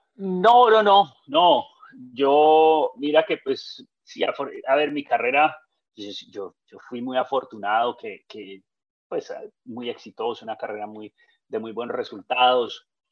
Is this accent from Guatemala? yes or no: no; Colombia; yo como colombiano